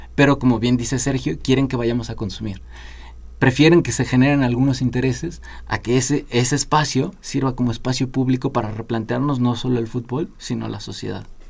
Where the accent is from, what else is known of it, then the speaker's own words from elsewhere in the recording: Mexico; como sociedad mexicana